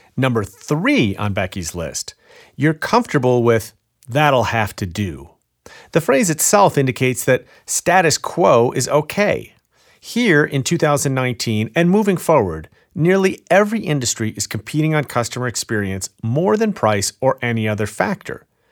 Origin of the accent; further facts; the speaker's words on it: Chicago, Illinois, United States; my hometown of Chicago.